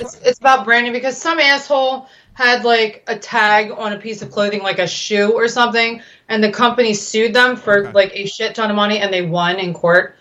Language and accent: English; United States; I'm an American